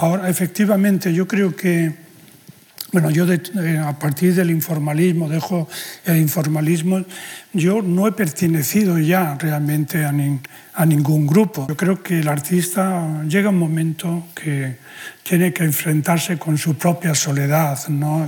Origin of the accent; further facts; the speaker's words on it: Spain; la condición de español, en, mi caso